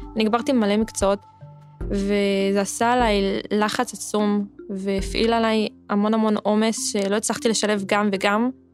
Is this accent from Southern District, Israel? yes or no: yes; Yeruham, Southern District, Israel; אני בת 20 מירוחם